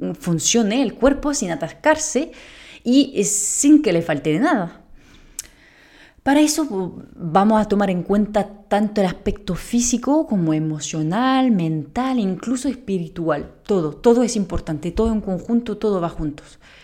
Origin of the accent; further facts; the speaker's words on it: France; Spanish is a second language; moved away as an adult; now in Spain; muy española no sueno, pues soy francesa